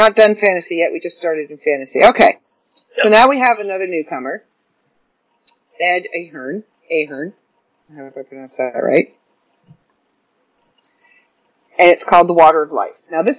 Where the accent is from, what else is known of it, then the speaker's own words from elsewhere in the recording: Ireland; I'm Irish, so I follow a lot of the old folklore, and I know a lot of the old folklore